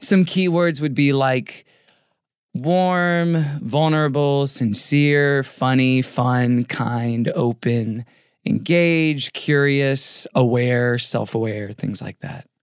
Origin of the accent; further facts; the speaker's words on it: Houston, Texas, United States; also born or lived in Tulsa, Oklahoma; now in Los Angeles, United States; Born in Tulsa, Oklahoma, raised in Houston